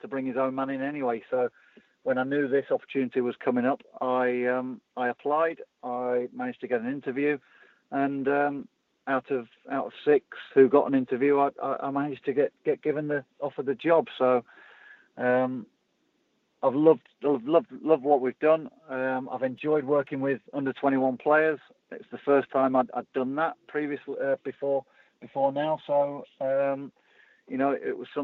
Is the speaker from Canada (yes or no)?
no; England, United Kingdom; I'm English